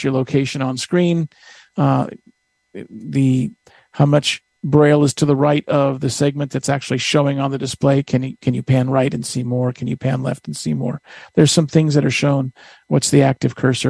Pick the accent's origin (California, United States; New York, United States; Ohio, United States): California, United States; Northern; I'm from Northern California